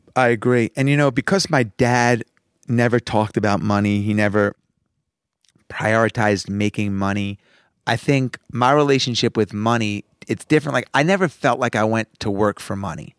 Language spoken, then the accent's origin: English; Roslyn, New York, United States; I grew up in Roslyn